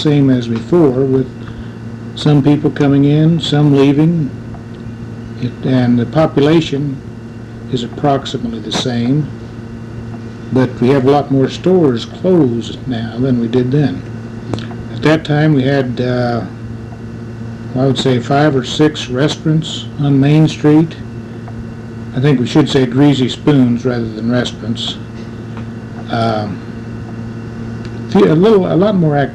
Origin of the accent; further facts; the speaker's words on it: Marceline, Missouri, United States; I was born out in Macon County and lived out east of town for about 20 years and went to school in Marceline